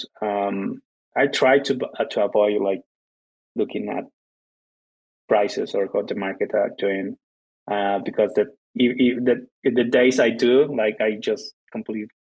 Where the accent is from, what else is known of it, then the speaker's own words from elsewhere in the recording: Guatemala; English is a second language; I'm from Guatemala